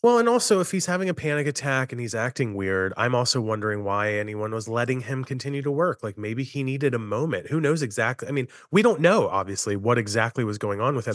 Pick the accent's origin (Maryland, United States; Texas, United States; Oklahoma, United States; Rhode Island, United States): Maryland, United States; near Frostburg; is where I went my freshman year of college and is only five minutes from my hometown